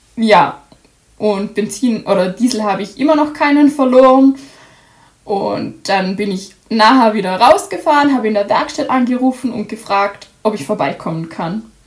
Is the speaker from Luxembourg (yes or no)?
no; Austria; bei uns in Österreich